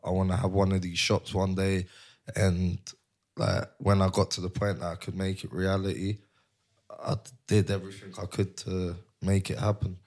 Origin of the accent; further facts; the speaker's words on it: London, United Kingdom; moved away as an adult; also born or lived in Barcelona, Spain; I'm Cypriot, but I was born and raised in North London